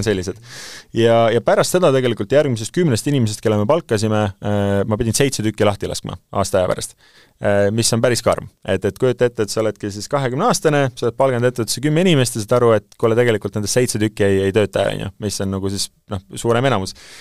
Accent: Saare County, Estonia; ma sündisin Saaremaal

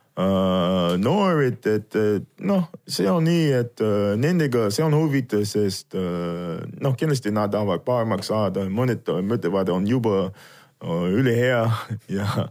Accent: Virginia, United States; Estonian is a second language; moved away as an adult; also born or lived in Colorado; now in Estonia; ma kasvasin seal Virginias, siis äh, ülikooli aeg tuli, siis ma läksin äh, sinna Coloradosse

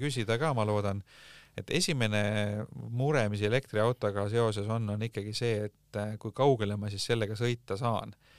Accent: Tartu, Tartu County, Estonia; moved away; mina olen Tartust pärit

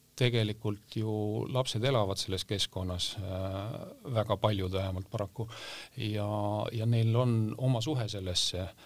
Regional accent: Valtu, Rapla County, Estonia; moved away; ma olen maakohast äh, pärit Raplamaalt äh, Valtust ja, ja seal seal koolis käinud

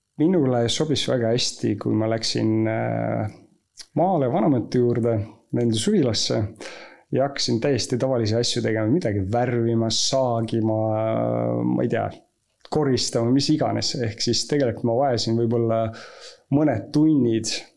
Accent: Estonia; ma olen Eestis sündinud

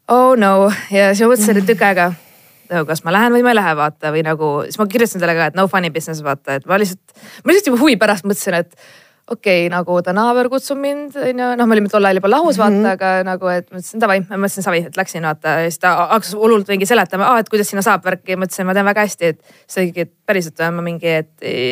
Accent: Estonia; me oleme eestlased

